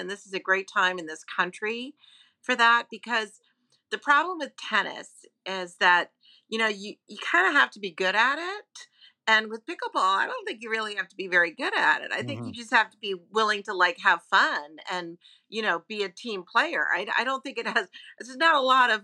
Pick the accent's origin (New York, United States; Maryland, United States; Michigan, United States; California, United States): New York, United States; I'm a New Yorker